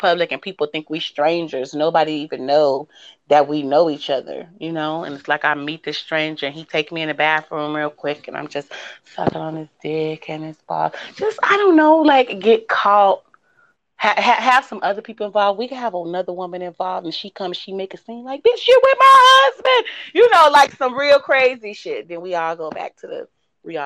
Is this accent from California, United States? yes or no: yes; Oakland, California, United States; also born or lived in Midwest, near Chicago; now in near Chicago, United States; I am from Oakland, California, born and raised